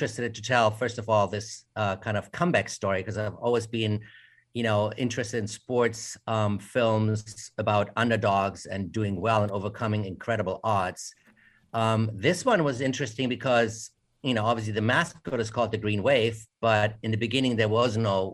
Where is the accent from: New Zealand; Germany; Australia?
Germany; Munich, Bavaria; moved away as an adult; now in United States; I'm from Germany originally, although I was born in America, raised in Germany, and then came back to study at the American Film Institute